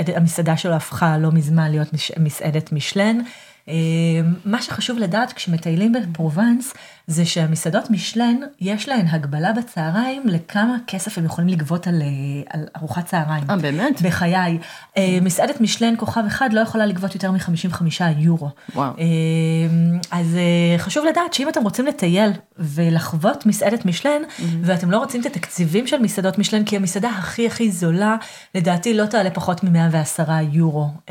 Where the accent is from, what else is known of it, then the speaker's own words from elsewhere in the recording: Israel; now in Aix-en-Provence, France; אני גרה כאן באקסן פרובנס ואני מישראל.